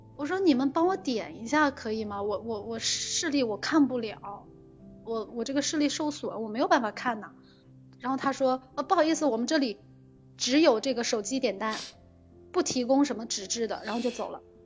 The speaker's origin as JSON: {"language": "Chinese", "region": "Jiangxi", "country": "China", "moved": "as an adult", "lives_now": "Shanghai, China", "said": "我是江西人，我在上海工作生活"}